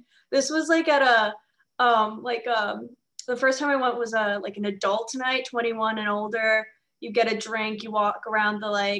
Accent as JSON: {"language": "English", "town": "New York City", "region": "New York", "country": "United States", "tie": "born or raised there", "said": "my hometown, my first zoo ever, as the Bronx Zoo."}